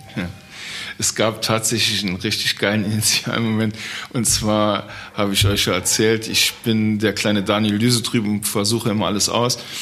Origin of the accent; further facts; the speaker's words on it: Trier region, Rhineland-Palatinate, Germany; ich komme aus der Region von Trier, der ältesten Stadt Deutschlands